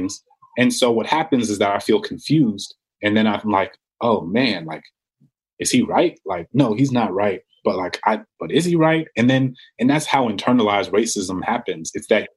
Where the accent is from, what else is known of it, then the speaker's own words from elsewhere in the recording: New Orleans, Louisiana, United States; I grew up in New Orleans